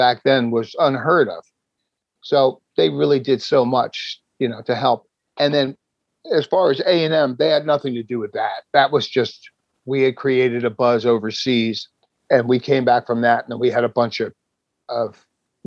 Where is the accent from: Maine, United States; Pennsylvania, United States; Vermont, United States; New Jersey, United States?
New Jersey, United States; I'm from New Jersey